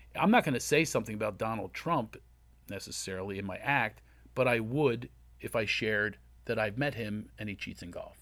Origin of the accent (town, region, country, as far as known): Philadelphia, Pennsylvania, United States; accent: Philly